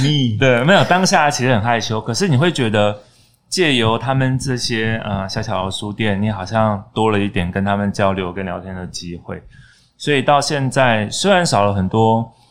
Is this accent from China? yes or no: no; Donggang, Pingtung County, Taiwan; 在我老家旁边的漫画店。屏东东港